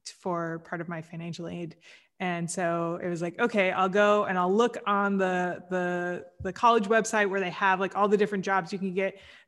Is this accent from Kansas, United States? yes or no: yes; Kansas, United States; So I grew up in Kansas